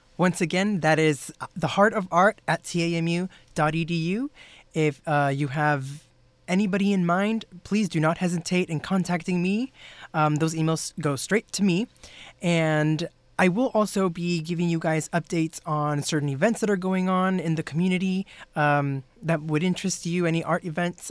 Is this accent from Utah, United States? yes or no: no; South Texas, United States; I'm from South Texas